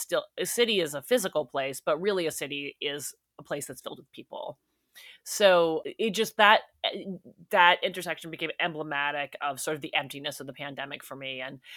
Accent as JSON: {"language": "English", "town": "New York City", "region": "New York", "country": "United States", "tie": "born or raised there", "lives_now": "Los Angeles, United States", "said": "I grew up in New York City. People are eating outside in 50-degree weather."}